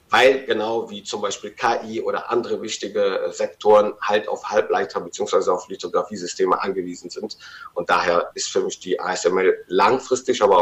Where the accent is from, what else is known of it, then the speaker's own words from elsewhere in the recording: Rhineland, Germany; als Rheinländer würde ich mich erstmal auf den Tribünen positionieren und den Rosenmontag genießen